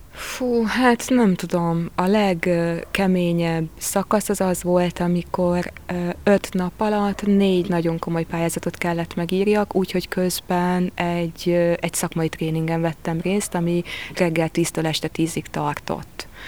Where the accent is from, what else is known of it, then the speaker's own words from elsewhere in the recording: Tapolca, Veszprém County, Hungary; also born or lived in Székesfehérvár / Budapest / Paris / Normandy; now in Veszprém, Hungary; én Székesfehérváron születtem, Tapolcán gyerekeskedtem